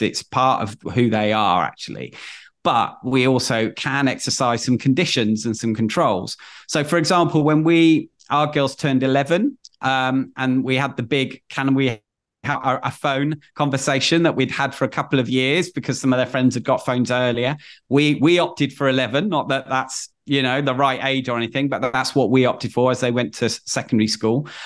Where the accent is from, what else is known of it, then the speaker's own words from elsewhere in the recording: Manchester, North West England, United Kingdom; born and bred in Manchester